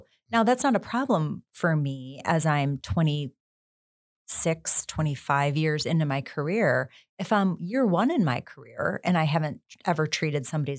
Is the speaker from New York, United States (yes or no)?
yes; Buffalo, New York, United States; Like who growing up in Buffalo didn't want to work for the Buffalo Bills, right? We all did.